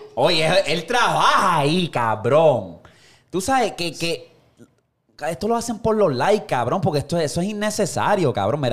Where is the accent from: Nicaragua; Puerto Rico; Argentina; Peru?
Puerto Rico; eso es Puerto Rico full life. Eso es parte de mi infancia